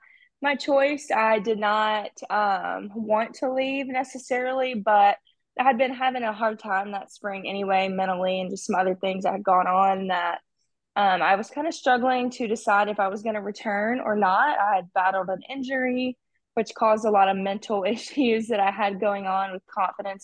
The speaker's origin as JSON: {"language": "English", "region": "Alabama", "country": "United States", "said": "That was my home state."}